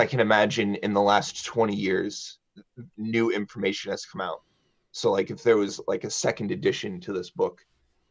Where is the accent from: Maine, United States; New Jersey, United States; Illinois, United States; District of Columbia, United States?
Illinois, United States; Champaign; I was born in Champaign-Urbana, and my mother is the drama director at Champaign Central High School. And I went to Champaign Central High School.